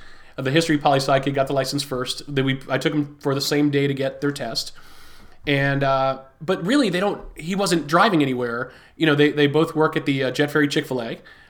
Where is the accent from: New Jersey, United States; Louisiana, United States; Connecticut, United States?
Connecticut, United States; moved away; I grew up in Connecticut